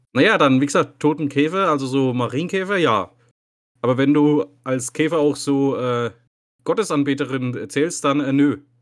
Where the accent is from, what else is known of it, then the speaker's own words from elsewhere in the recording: Bad Staffelstein, Bavaria, Germany; ich bin gebürtiger Staffelsteiner.